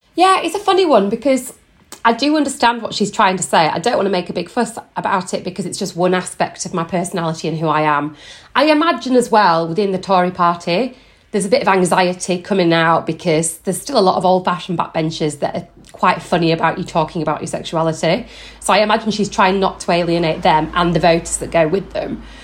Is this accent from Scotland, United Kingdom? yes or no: no; Yorkshire and the Humber, United Kingdom; now in London, United Kingdom; I live in London with my husband. I'm originally from West Yorkshire.